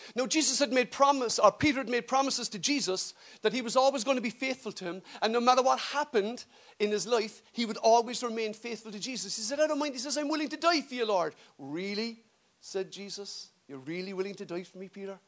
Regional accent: Ireland; as we say in Irish.

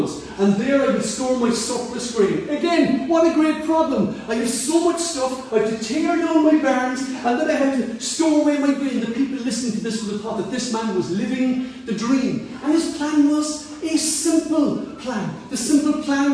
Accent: Cork, Munster, Ireland; Where I grew up in Ballyfihan in Cork City here

